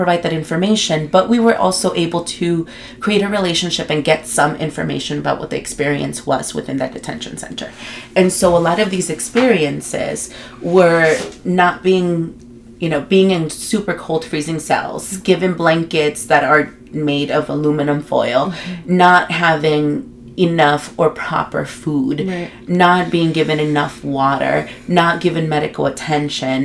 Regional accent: Los Angeles, California, United States; moved away as an adult; now in Tucson, United States; I am from Guatemala in El Salvador, born and raised in LA and living in Tucson for several years now.

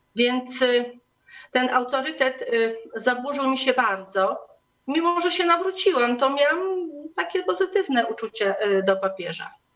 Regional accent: Diocese of Siedlce, Masovian Voivodeship, Poland; ja jestem z, pochodzę z diecezji siedleckiej

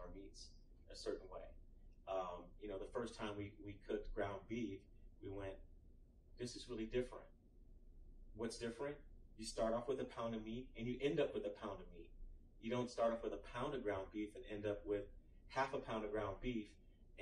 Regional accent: Austin, Texas, United States; I'm from Austin, Texas

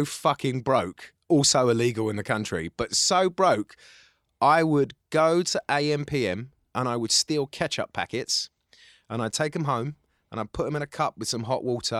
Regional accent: Cyprus; born there; I am actually from the Middle East, though. I was born in the island of Cyprus.

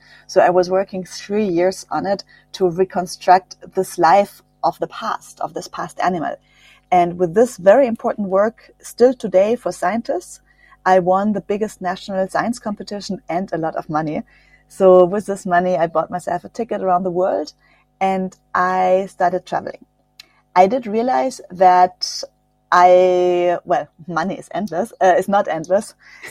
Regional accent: Germany; English is a second language; I grew up near the French border. That's why I'm bilingual. I speak French and German.

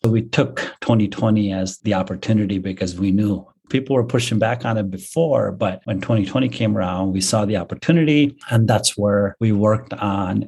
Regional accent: Bangalore, Karnataka, India; moved away as an adult; also born or lived in Kansas; my hometown of Bangalore

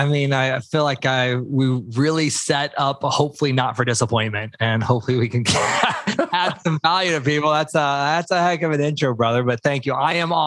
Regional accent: Tulsa, Oklahoma, United States; moved away as an adult; also born or lived in Miami; I grew up in Tulsa, Oklahoma, where if people aren't familiar, it's like dead in the middle of America, pretty much a little bit on the southern side. Born and raised in this area.

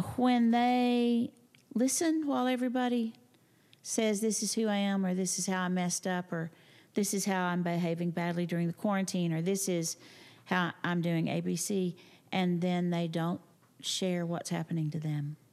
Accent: Texas, United States; I'm from the Panhandle, from a farming and ranching community

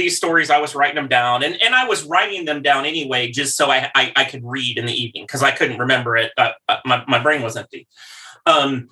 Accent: Midwest, United States; I grew up in the Midwest

